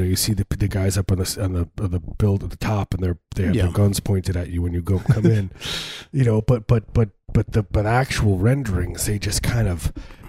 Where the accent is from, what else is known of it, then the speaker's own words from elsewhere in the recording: suburbs of Chicago, Illinois, United States; I grew up, you know, in the suburbs of Chicago, deep suburbs, pretty small place.